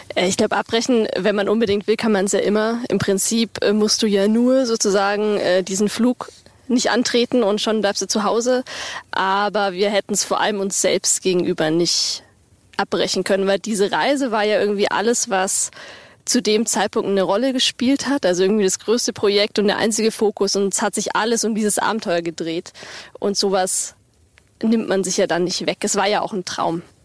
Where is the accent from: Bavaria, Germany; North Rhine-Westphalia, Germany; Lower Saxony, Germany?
Bavaria, Germany; Äh, Bayern ist für uns eigentlich Heimat. Wir kommen beide aus Bayern